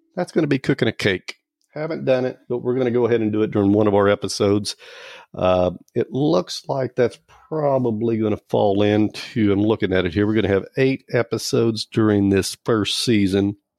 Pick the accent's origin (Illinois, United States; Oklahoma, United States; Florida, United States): Oklahoma, United States; I'm from Oklahoma. And, um, I'm an Okie